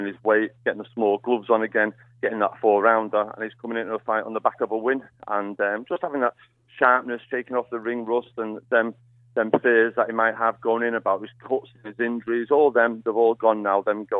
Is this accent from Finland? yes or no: no; Manchester, North West England, United Kingdom; being a Mancunian